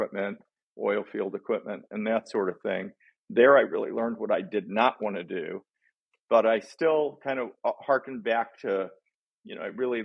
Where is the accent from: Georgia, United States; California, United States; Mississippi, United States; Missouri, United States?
Missouri, United States; Bridgeton; I grew up in a little town outside of St. Louis, actually, where the airport is, in Bridgeton, Missouri